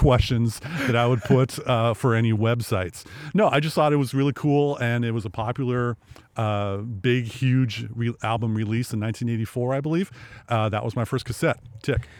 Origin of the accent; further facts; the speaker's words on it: Sequim, Washington, United States; I grew up in Sequim